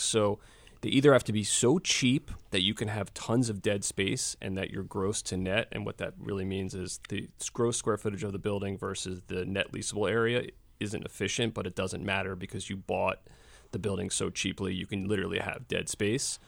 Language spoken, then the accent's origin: English; Philadelphia, Pennsylvania, United States; I, I grew up here in Philadelphia in the late seventies, eighties, and early nineties